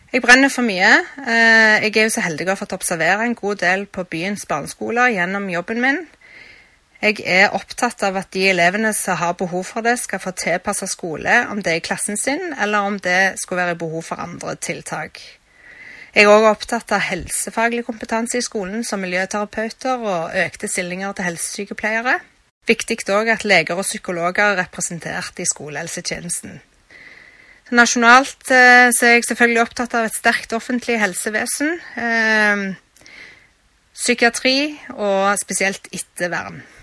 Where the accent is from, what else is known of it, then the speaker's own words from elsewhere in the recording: Stavanger, Rogaland, Norway; Jeg er født i Stavanger og er oppvokst på Kristian Lyst i Hyllevåg